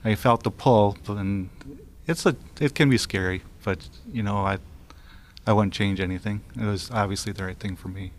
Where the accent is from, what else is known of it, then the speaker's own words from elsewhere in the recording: Wisconsin, United States; now in Minnesota, United States; my hometown in Wisconsin